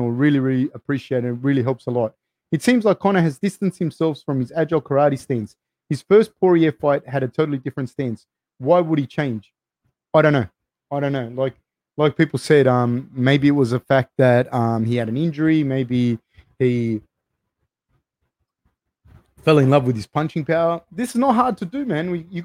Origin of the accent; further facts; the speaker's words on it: Lafayette, Louisiana, United States; Dustin is from my hometown of Lafayette, Louisiana, so I was happy to see him get the win.